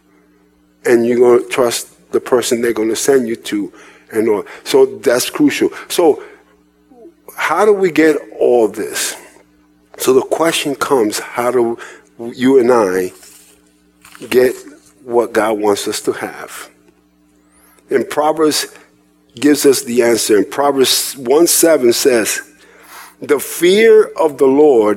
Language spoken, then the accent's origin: English; New York City, New York, United States; moved away; also born or lived in Indiana; I was raised in New York City, in Manhattan